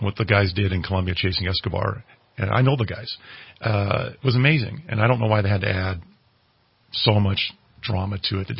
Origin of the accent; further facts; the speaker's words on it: San Diego, California, United States; moved away as an adult; also born or lived in Bolivia; I grew up in San Diego in 1985. I was graduating high school, and I come from a Marine family.